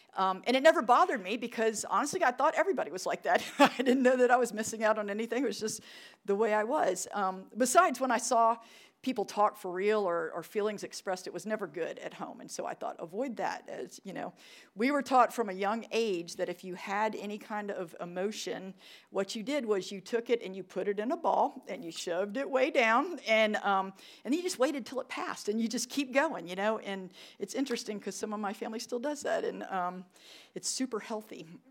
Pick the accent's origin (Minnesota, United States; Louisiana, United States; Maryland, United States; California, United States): Louisiana, United States; New Orleans; moved away; I was born in New Orleans. We just had this talk. Um, Louisiana, baby. I loved it. What a great city. Good food, good culture. Mardi Gras, right? We had Mardi Gras vacation. It was awesome. I really loved growing up there.